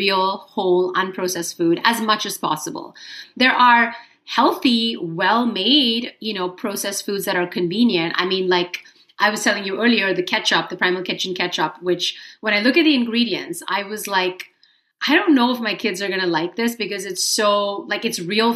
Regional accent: Mumbai, Maharashtra, India; moved away as an adult; now in United States; I was born in Mumbai in India. Okay. And then I came over when I was 18 to go to college in the US.

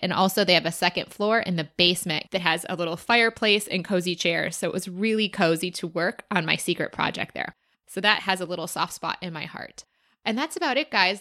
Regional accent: Chicago, Illinois, United States; I am from Chicago

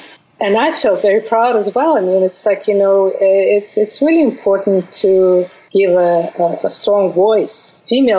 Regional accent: Bashkortostan, Russia; English is a second language; moved away as an adult; also born or lived in Moscow, Russia; now in New York City, United States; I was born in Russia, in Bashkortostan

